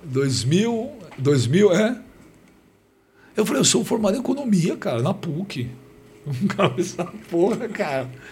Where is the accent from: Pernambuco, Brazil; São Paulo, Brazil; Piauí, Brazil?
São Paulo, Brazil; Eu nasci na cidade de São Paulo. Eu sou paulistano da Gema